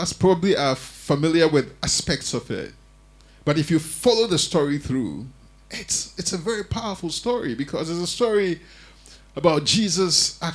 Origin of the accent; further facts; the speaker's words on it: Ghana; moved away; I grew up in Africa, and, you know, in the Ghanaian church